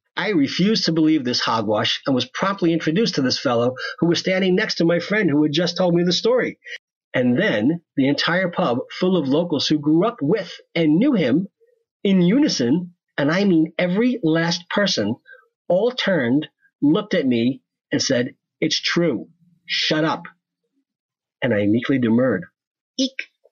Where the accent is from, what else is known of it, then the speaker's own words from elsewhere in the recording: West Hempstead, New York, United States; I grew up in West Hempstead, New York, in what was referred to as a bedroom community, right next to Garden City, New York.